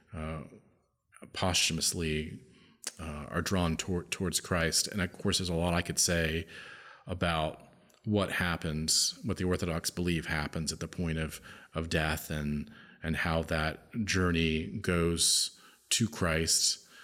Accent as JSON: {"language": "English", "country": "United States", "said": "I'm an American. I live in the United States of America"}